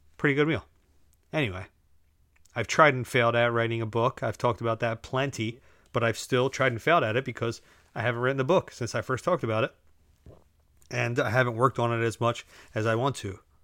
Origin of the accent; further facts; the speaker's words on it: United States; We're just Americans.